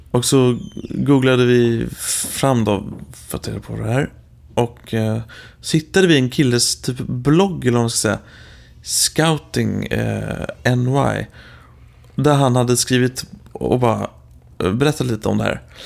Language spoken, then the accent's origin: Swedish; Sweden; moved away as an adult; jag är från Sverige